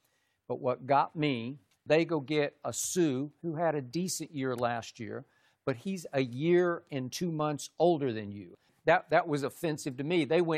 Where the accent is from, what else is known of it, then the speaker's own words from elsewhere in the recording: Oklahoma City, Oklahoma, United States; We're both from Oklahoma City.